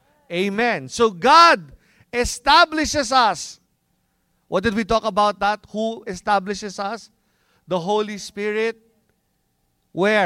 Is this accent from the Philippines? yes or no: yes; Philippines; since we're Filipino